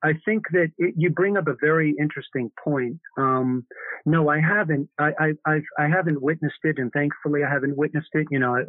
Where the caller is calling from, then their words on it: Minnesota, United States; Yeah, I live in Minnesota.